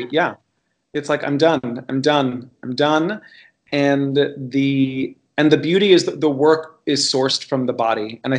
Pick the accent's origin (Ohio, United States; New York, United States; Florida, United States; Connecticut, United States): Florida, United States; Miami; as a gay Cuban boy growing up in Miami, Florida